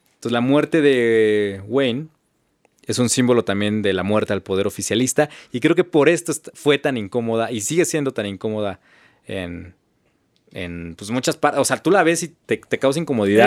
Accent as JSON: {"language": "Spanish", "country": "Mexico"}